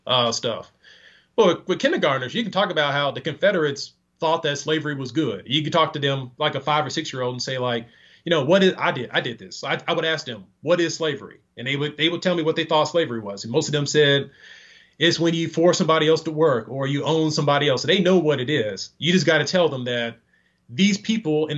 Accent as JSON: {"language": "English", "region": "Texas", "country": "United States", "tie": "born or raised there", "said": "My home state, Texas"}